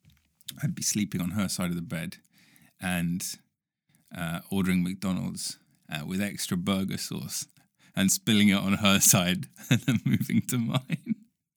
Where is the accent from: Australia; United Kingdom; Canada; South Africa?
United Kingdom; ancient, in US terms, ancient, you know, as a Brit.